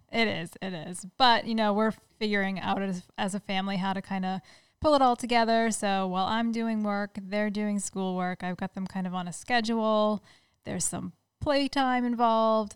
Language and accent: English; Rhode Island, United States; now in Massachusetts, United States; Neil and I grew up in Rhode Island, even though we're in Massachusetts now